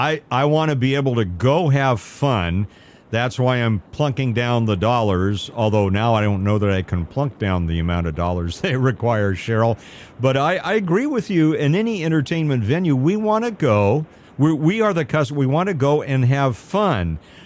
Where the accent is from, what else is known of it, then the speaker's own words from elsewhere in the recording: Pasadena, California, United States; I grew up in Pasadena. I grew up in L.A. County, and Disneyland was not so far away down the freeway there.